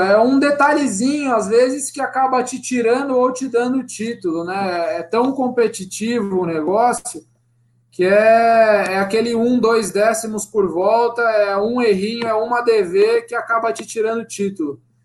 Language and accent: Portuguese; Piracicaba, São Paulo, Brazil; also born or lived in Sorocaba; onde eu nasci também, Piracicaba